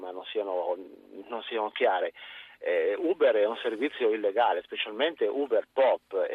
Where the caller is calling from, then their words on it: Milan, Lombardy, Italy; io sono un tassista, chiamo da Milano